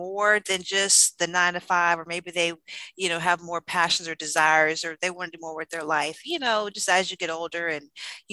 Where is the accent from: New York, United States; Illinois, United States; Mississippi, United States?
Mississippi, United States; Ocean Springs; also born or lived in Tampa, Florida / Jackson, Mississippi; I'm from Ocean Springs. Been here ever since fourth grade and lived here pretty much the whole time